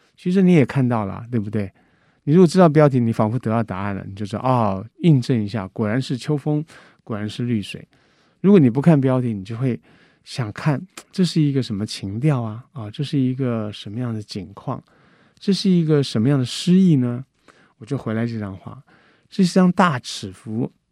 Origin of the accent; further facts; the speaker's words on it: Guangdong, China; 我是广东人，我在山谷里面跟他用广东腔对来对去